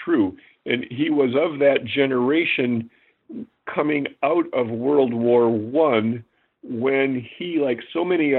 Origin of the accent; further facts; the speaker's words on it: Grand Rapids, Michigan, United States; from Michigan, from my hometown of Grand Rapids